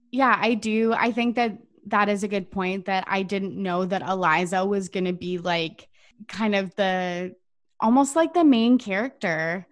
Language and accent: English; Canada; as a Canadian